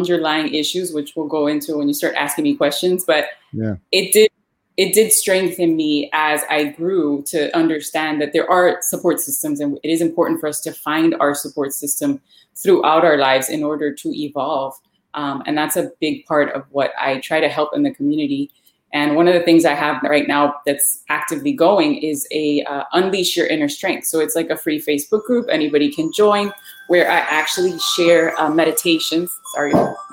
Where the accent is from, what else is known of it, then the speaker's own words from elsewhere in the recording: Miami, Florida, United States; Born and raised in Miami. Actually born in Hialeah, which is part of Miami. But I've lived here my whole life